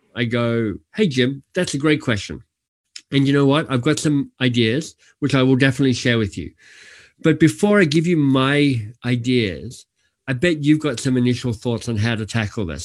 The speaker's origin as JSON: {"language": "English", "country": "Australia", "tie": "born or raised there", "moved": "yes", "said": "I'm Australian by birth"}